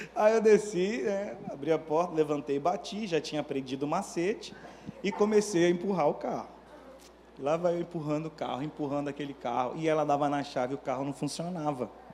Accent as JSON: {"language": "Portuguese", "town": "Manaus", "region": "Amazonas", "country": "Brazil", "tie": "born or raised there", "also_born_or_lived": "Belo Horizonte", "moved": "as an adult", "lives_now": "Rio de Janeiro, Brazil", "said": "eu sou natural de Manaus"}